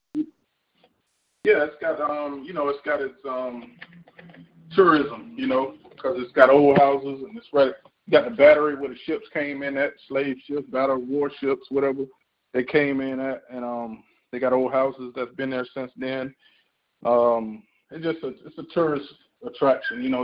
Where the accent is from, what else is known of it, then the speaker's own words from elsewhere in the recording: Brunswick, Georgia, United States; also born or lived in Miami, Florida; now in Charleston, United States; I was raised in Brunswick, Georgia, born in Miami, Florida.